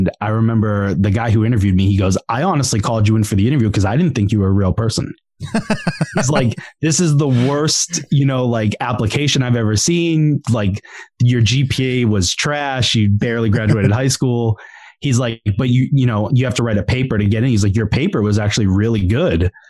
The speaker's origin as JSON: {"language": "English", "area": "South Shore", "region": "Massachusetts", "country": "United States", "tie": "born or raised there", "said": "I grew up South Shore, Mass"}